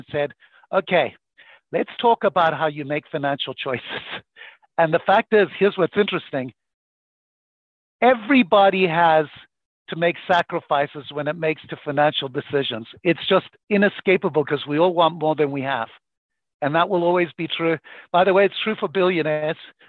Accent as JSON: {"language": "English", "country": "Zimbabwe", "tie": "born or raised there", "moved": "yes", "said": "I grew up in Zimbabwe to very, very poor parents"}